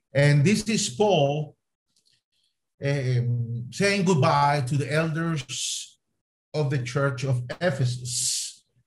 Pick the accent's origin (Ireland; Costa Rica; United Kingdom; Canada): Costa Rica; first language Spanish; English is a second language; moved away as an adult; also born or lived in Jordan / Boise, Idaho, United States; now in Spain; So I was born in Costa Rica. I am Latin American, Latin American by the grace of God. So my first language is Spanish